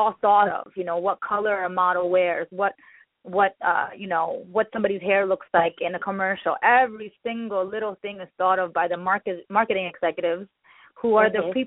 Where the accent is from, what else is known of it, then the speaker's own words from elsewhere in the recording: New York City, New York, United States; also born or lived in India; I grew up in the Bronx